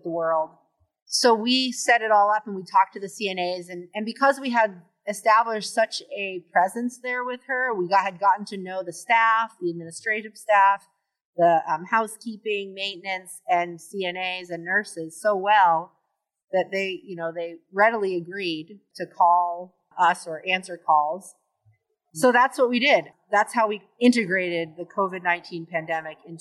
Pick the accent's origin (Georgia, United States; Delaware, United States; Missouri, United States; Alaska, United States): Alaska, United States; Sitka; I was born and raised here in Sitka